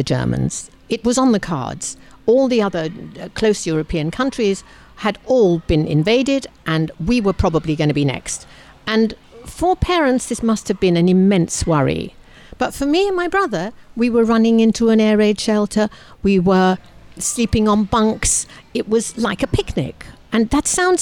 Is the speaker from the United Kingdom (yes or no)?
yes; London, United Kingdom; I was born in London, and a year or so after I was born, 2.5, 3, my family was going through the Blitz